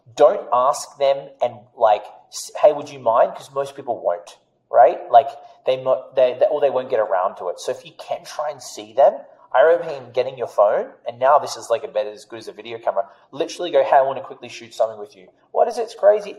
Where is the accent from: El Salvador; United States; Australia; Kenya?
Australia; accent: Australian; moved away; I'm Australian.